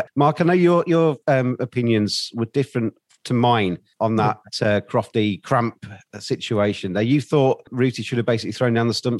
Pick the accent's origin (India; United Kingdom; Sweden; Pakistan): United Kingdom; Yorkshire and the Humber; As a Yorkshireman